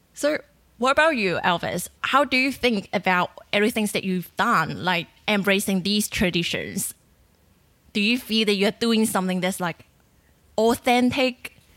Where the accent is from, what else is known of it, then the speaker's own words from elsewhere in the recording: China; moved away as an adult; now in Australia; I grew up in China, and when I was a kid, like five years old, I went back to the countryside